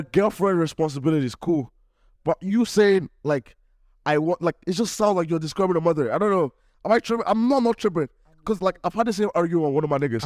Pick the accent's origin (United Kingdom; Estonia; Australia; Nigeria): Nigeria; now in Cleveland, United States; I'm Nigerian